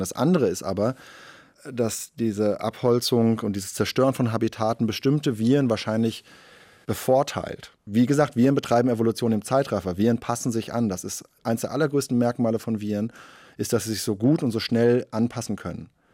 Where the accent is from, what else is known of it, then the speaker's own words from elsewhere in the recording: Germany; bei uns in Deutschland